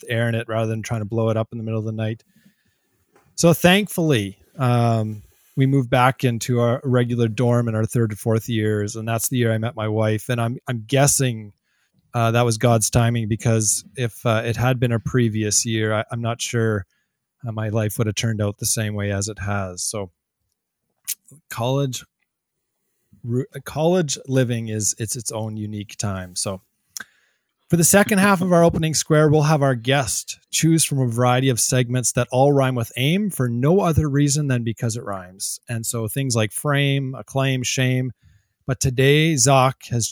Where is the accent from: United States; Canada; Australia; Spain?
Canada; Smithers, British Columbia; moved away as an adult; also born or lived in Camrose, Alberta / Edmonton, Alberta; now in Red Deer, Canada; I grew up in Smithers, BC, Northern British Columbia, moved to Camrose to go to Augustana University College, then to Edmonton, and now in Red Deer